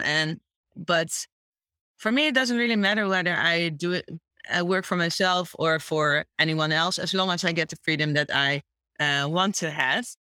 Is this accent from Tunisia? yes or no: no; Curaçao; moved away as an adult; also born or lived in Chicago, United States; now in Amsterdam, Netherlands; I grew up on uh, in the Dutch Caribbean on a small island called Curacao, and I moved to the Netherlands when I was 19